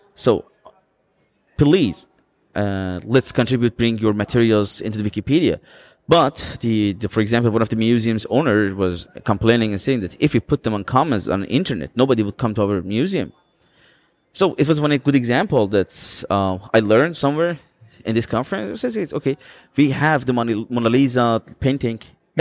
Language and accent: English; Azeri part of Iran, Iranian Azerbaijan, Iran; I'm coming from the Azeri part